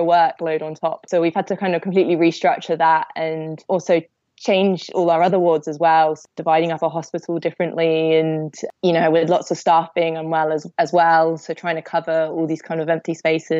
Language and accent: English; Cornwall, South West England, United Kingdom; now in Essex, United Kingdom; I'm currently living in Essex, but I'm originally from Cornwall.